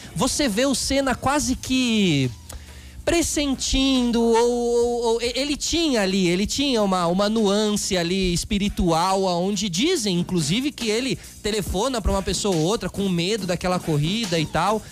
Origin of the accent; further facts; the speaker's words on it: Brazil; a gente aqui como brasileiro